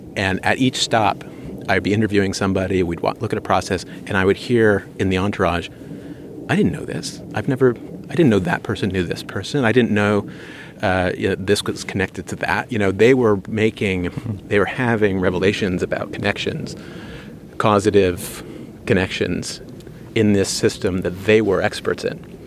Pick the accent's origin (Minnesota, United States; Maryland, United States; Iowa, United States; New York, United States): New York, United States; I'm from New York. You know, we have a kind of boisterous art market